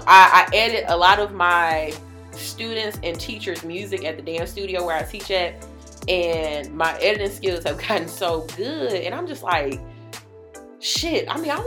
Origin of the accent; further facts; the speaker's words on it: Jamaica; running a business because I'm a Jamaican